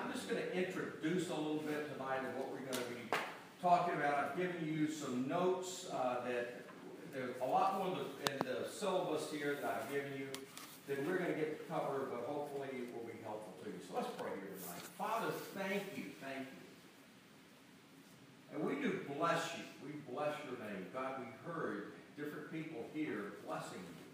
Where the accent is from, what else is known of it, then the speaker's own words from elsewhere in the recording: Georgia, United States; also born or lived in Macon, Georgia; I grew up in Georgia